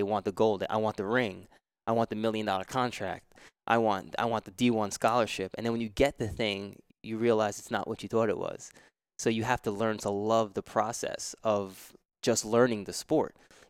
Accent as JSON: {"language": "English", "region": "New York", "country": "United States", "tie": "born or raised there", "said": "I grew up in New York, so we were always climbing fences, and we were playing basketball, playing baseball, football."}